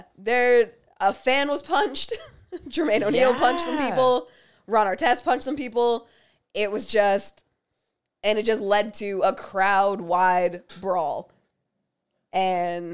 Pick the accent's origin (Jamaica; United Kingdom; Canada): Canada; Windsor, Ontario; I grew up in Windsor